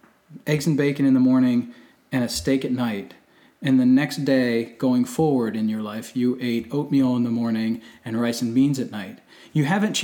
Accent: Delaware, United States; born or raised there

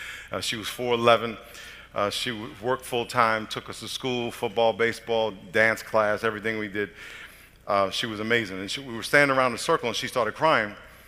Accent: New York, United States; I'm from New York. I had a dream to play in the NFL when I was growing up.

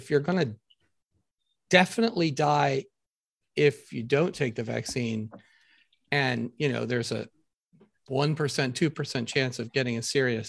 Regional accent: Scranton, Pennsylvania, United States; now in Virginia, United States; I come from Pennsylvania

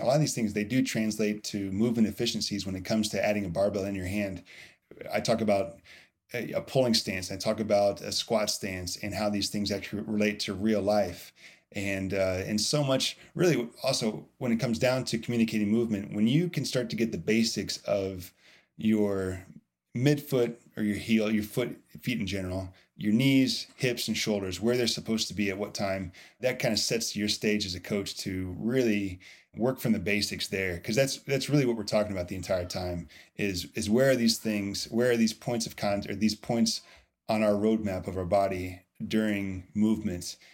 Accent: Indiana, United States; also born or lived in Louisville, Kentucky; I am from Indiana

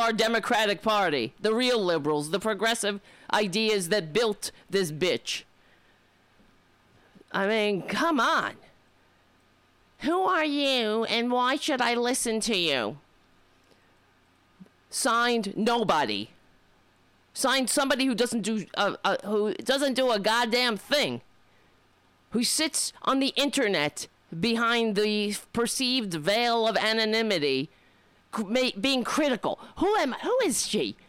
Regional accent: United States; we're American

